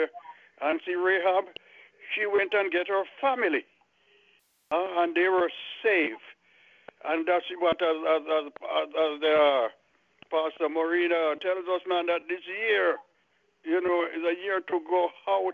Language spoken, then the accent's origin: English; Jamaica; moved away as an adult; also born or lived in Miami; I was just came from Jamaica and I was living in Miami.